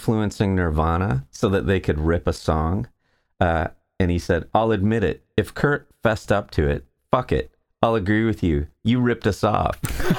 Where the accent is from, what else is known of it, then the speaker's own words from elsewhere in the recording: Saskatoon, Saskatchewan, Canada; I'm from Saskatoon.